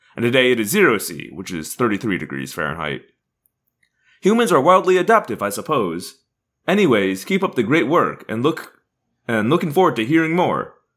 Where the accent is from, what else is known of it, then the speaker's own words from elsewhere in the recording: Indiana, United States; now in Southern California, United States; I am originally from Indiana